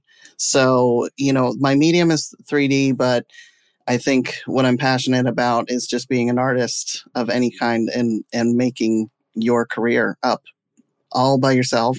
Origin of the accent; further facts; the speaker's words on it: Jamestown, United States; born there; Well, I was born in Jamestown.